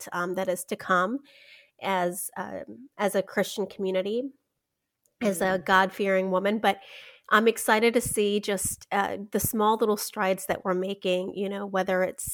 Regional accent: Chihuahua, Mexico; now in Charlotte, United States; I'm actually born and raised in Mexico, right across the border in Chihuahua, Mexico.

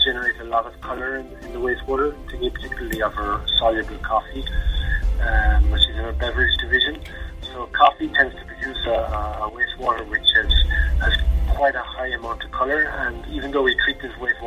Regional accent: Ireland; moved away as an adult; now in Switzerland; I'm Irish. I'm working for Nestle for the last 8 years in the headquarters in Switzerland

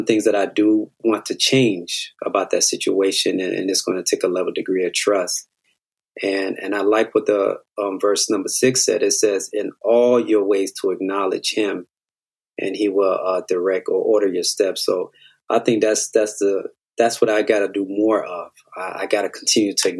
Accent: Miami, Florida, United States; We're all from Miami

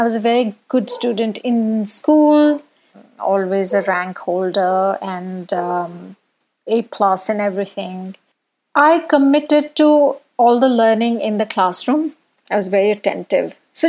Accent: Bhubaneswar, Odisha, India; now in Bangalore, India; I was born in Orissa, in Bhubaneswar. I was the second girl child in my household.

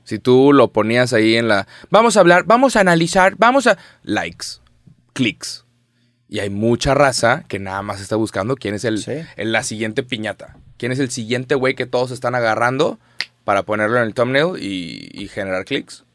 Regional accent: Mexico; Somos 130 millones de mexicanos

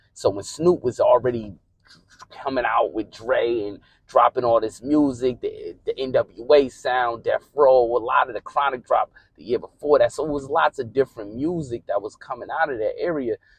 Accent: Northeast, United States; growing up in the Northeast

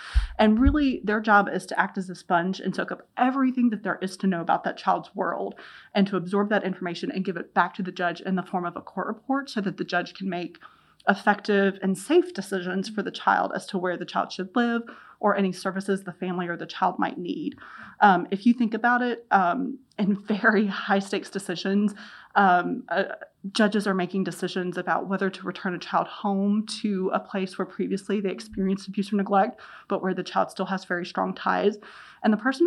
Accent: Lynchburg, Virginia, United States; I grew up in the Lynchburg community, tons of connections to Centro. I was born at Virginia Baptist

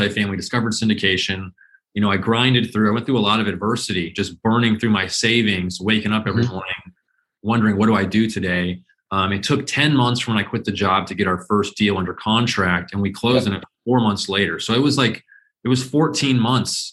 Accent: Phoenix, Arizona, United States; I was born and raised in Phoenix

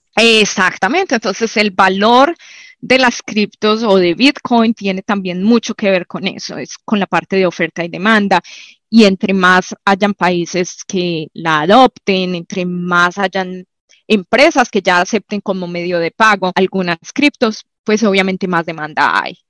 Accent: Medellín, Antioquia, Colombia; moved away; yo nací en Manrique, era uno de los barrios más peligrosos en Medellín en su época

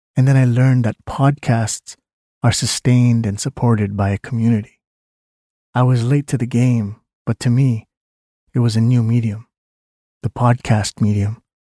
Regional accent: Canada; I was born in Canada to Filipino parents

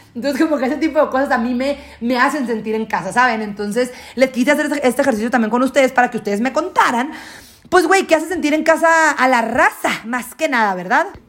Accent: Guasave, Sinaloa, Mexico; also born or lived in United States; now in Mexico City, Mexico; yo, yo me mudé de Guasave, me salí de Guasave en el 2010, mi familia y yo, toda mi familia nuclear, mamá, papá y hermanos, nos fuimos, a vivir a Estados Unidos en el 2010

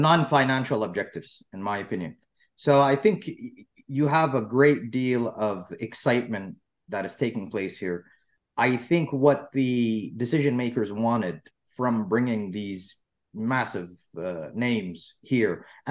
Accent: United States; now in Saudi Arabia; I was brought up in the United States

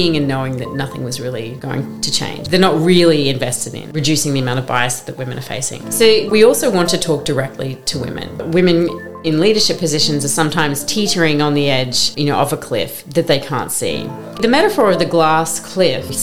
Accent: Brisbane, Queensland, Australia; moved away as an adult; now in London, United Kingdom; I grew up in Brisbane, Queensland, which is a city halfway up the east coast of Australia, so very far from London, where I live

